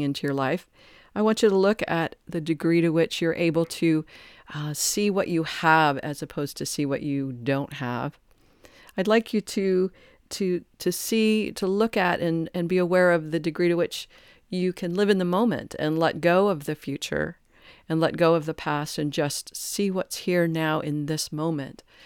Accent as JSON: {"language": "English", "town": "Detroit", "region": "Michigan", "country": "United States", "tie": "born or raised there", "said": "I grew up in Detroit"}